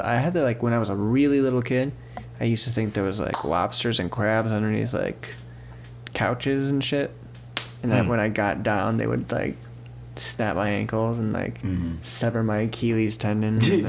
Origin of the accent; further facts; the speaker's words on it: Tornado Alley, United States; I grew up in Tornado Alley